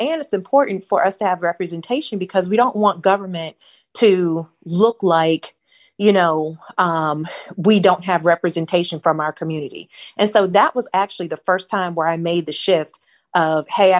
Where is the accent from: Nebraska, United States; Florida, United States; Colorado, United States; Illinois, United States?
Florida, United States; St. Petersburg; also born or lived in Lakeland, Florida / Gainesville, Florida; So I grew up in St. Petersburg. And then when I was in the seventh grade, my dad got an opportunity to pastor a church in Lakeland, Florida. So we moved to Lakeland